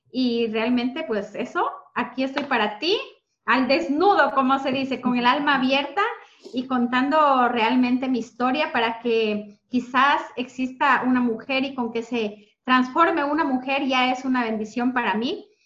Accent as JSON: {"language": "Spanish", "country": "Ecuador", "moved": "as an adult", "lives_now": "Spain", "said": "yo bueno, soy de Ecuador, llevo aquí en España desde hace 20 años. Eh, llegué aquí con 20 años, ahora tengo 40"}